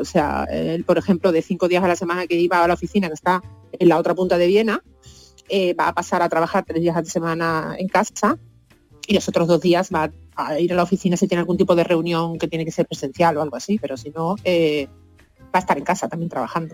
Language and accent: Spanish; Seville, Andalusia, Spain; moved away as an adult; also born or lived in Costa Rica / Copenhagen / Malmö; now in Vienna, Austria; con 20 años me fui de Sevilla